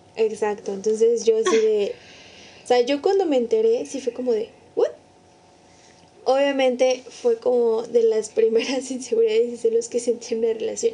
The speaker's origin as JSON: {"language": "Spanish", "region": "San Luis Potosí", "country": "Mexico", "said": "Todos somos potosinos, potosinas."}